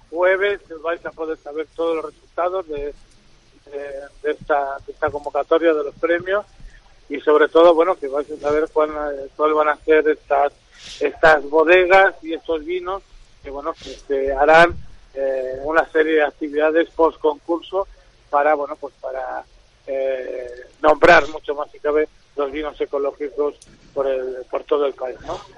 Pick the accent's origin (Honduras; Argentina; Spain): Spain; Peñafiel, Castile and León; yo soy de Peñafiel, vivo en Peñafiel